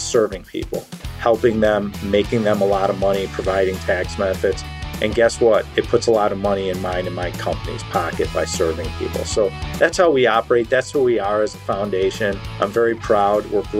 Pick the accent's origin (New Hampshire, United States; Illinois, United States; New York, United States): Illinois, United States; Chicago; also born or lived in Newport Beach, California; I'm originally born and raised in the Chicago area. That's my hometown, and that's where I sit today. I live out in the West Coast.